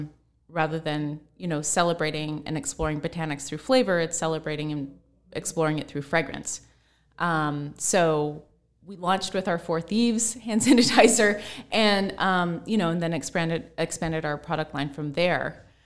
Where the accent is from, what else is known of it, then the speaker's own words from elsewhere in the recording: Pacific Northwest, United States; Like I grew up in the Pacific Northwest, so I just grew up very close to nature.